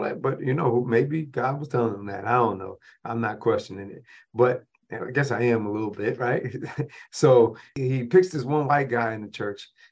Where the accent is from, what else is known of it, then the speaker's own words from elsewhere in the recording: Rochester, New York, United States; my hometown of Rochester, New York